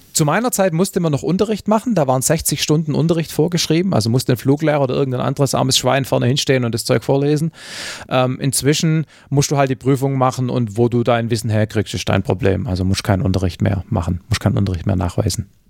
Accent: Southern Germany, Germany; wie es bei uns im Süden heißt

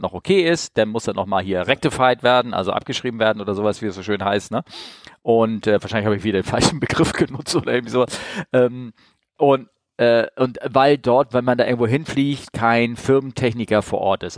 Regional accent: Northern Germany, Germany; als Norddeutscher. Das ist bei uns gleich um die Ecke hier in Norddeutschland.

